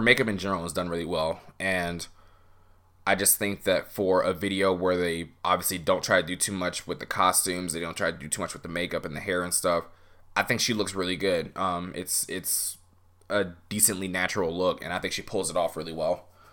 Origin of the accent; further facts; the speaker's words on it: United States; as an American fan